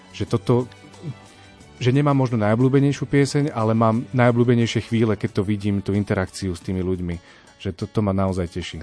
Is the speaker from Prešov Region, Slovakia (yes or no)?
no; Púchov, Trenčín Region, Slovakia; moved away as an adult; now in Bratislava, Slovakia; ja pochádzam teda z Púchova a my sme mali v Púchove takú lokálnu kapelu